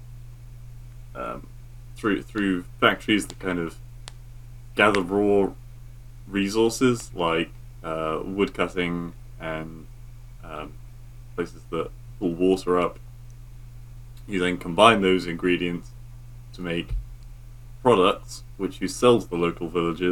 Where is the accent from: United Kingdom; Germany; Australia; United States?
United Kingdom; England; I'm English